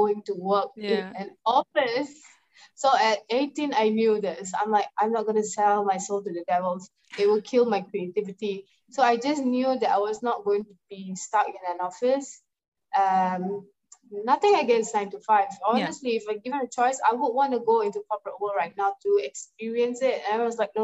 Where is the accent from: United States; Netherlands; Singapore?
Singapore; I'm from Singapore